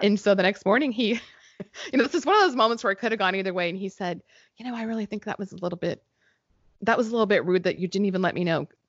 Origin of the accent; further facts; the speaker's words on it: New Mexico, United States; moved away; where I grew up in New Mexico